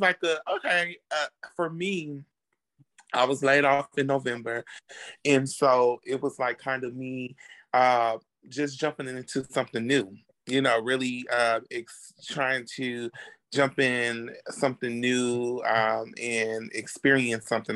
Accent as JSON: {"language": "English", "town": "Chicago", "region": "Illinois", "country": "United States", "moved": "yes", "lives_now": "Dallas, United States", "said": "I'm originally from Chicago, but I live in Dallas, Texas"}